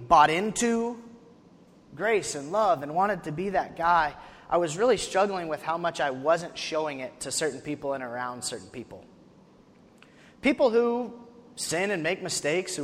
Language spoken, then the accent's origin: English; Wyoming, United States; now in Tennessee, United States; I'm from Wyoming, which is not in the south.